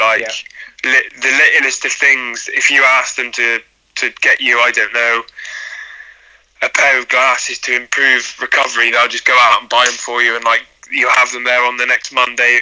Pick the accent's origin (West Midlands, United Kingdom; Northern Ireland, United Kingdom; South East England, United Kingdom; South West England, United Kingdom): West Midlands, United Kingdom; Ludlow; I'm from Ludlow